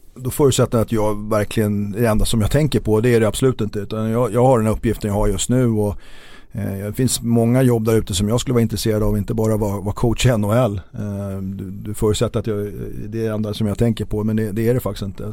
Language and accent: Swedish; Stockholm, Stockholm County, Sweden; also born or lived in Gotland; som stockholmare